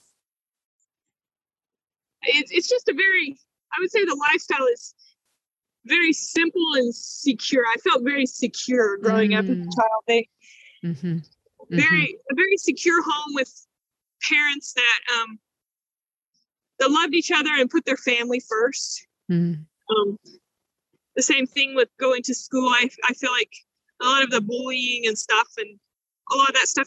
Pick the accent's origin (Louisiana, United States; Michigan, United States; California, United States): Louisiana, United States; South; moved away as an adult; now in Port-au-Prince, Haiti; I grew up in South Louisiana